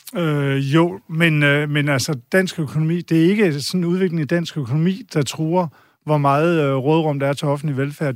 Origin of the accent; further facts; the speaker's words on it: Denmark; vi som danskere